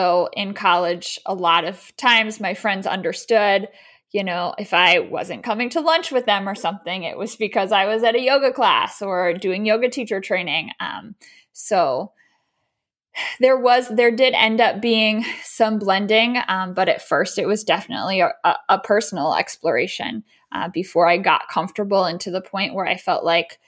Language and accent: English; Baltimore, Maryland, United States; also born or lived in Chicago; So I am originally from Baltimore, Maryland. So born and raised here, went to undergrad in Maine.